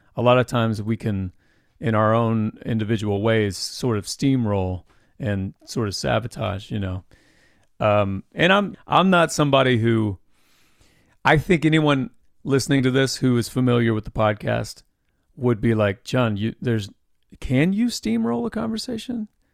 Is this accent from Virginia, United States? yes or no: no; Anderson, Indiana, United States; Well, I grew up in Indiana. I actually grew up in Anderson, in the, the same town as Anderson University where I went.